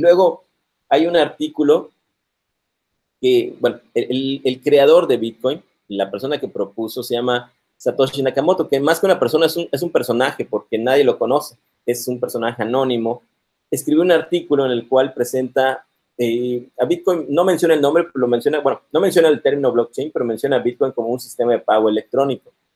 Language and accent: Spanish; Mérida, Yucatán, Mexico; moved away as an adult; also born or lived in Monterrey; Nací aquí en Mérida, Yucatán, en el 78.